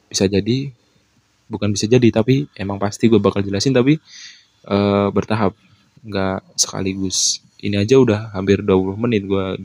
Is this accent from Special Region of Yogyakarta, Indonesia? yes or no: yes; Kulon Progo, Special Region of Yogyakarta, Indonesia; Gue pengen mempromosikan tempat wisata yang ada di Kulon Progo karena gue besar di Kulon Progo